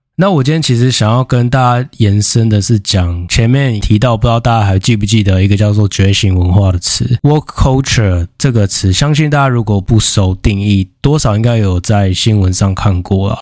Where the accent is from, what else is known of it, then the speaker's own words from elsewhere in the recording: Taiwan; 相较于我们台湾人，我们台湾人穿衣服就是很在意形象嘛。